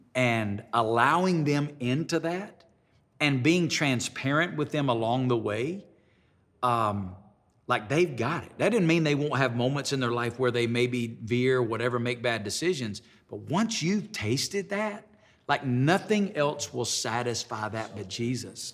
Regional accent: Alabama, United States; moved away as an adult; now in Las Vegas, United States; where I grew up in Alabama

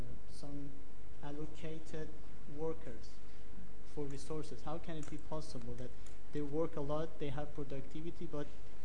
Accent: Iran; I'm from Iran.

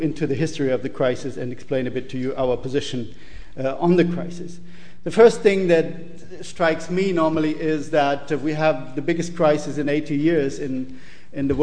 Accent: Germany; I'm coming from Germany

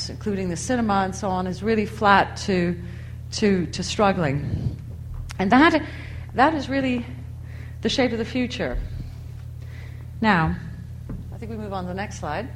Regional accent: United States; moved away as an adult; now in United Kingdom; I myself emigrated to this country in 1981 and became solely British. I gave up being American about 5 years ago

